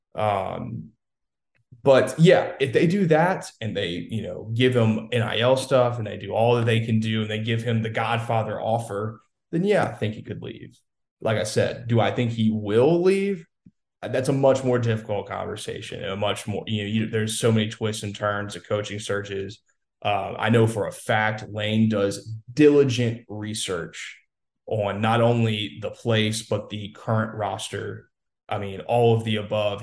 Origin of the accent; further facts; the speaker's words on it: Louisiana, United States; I'm from Louisiana